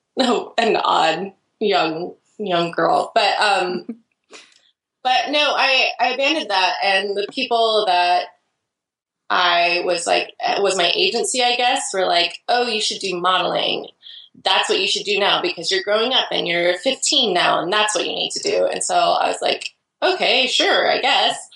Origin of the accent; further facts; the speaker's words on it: Idaho, United States; now in Portland, United States; I grew up in Idaho actually, and I moved away from Idaho